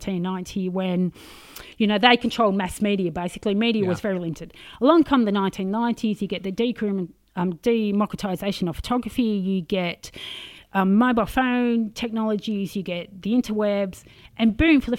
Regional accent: Australia; I'm very Australian

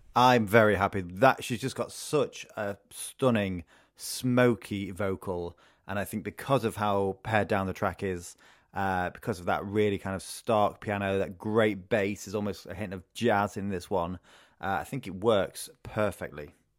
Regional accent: Retford, East Midlands, United Kingdom; moved away; my hometown of Retford

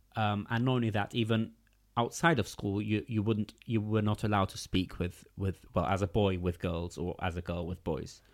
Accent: London, United Kingdom; English is a second language; also born or lived in Gateshead; I grew up in East London

